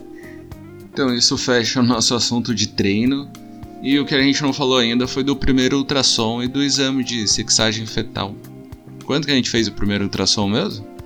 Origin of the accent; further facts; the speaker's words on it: Taubaté, São Paulo, Brazil; a gente é de Taubaté